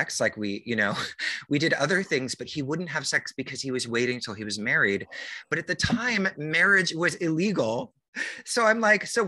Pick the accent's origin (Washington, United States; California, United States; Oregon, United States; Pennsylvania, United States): Washington, United States; near Seattle, the Northwest; moved away as an adult; also born or lived in New York; I grew up in the Northwest and near Seattle